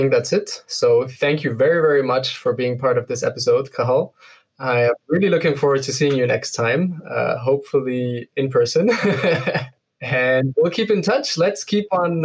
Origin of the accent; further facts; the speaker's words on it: Aleppo, Aleppo Governorate, Syria; moved away; I grew up in Syria. I spent my childhood in Aleppo